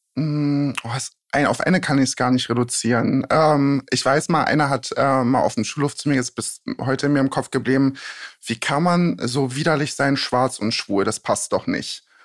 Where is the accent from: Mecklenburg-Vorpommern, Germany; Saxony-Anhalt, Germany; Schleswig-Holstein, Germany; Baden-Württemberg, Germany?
Saxony-Anhalt, Germany; Magdeburg; also born or lived in a village in eastern Germany; now in Berlin, Germany; Eigentlich komme ich aus dem tiefsten Osten, bin auf einem Dorf groß geworden und danach nach, ich weiß nicht, sagt euch Magdeburg was? Mhm. Da bin ich dann groß geworden